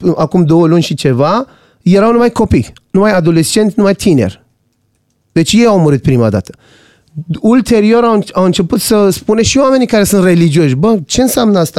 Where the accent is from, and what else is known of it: Iran; now in Romania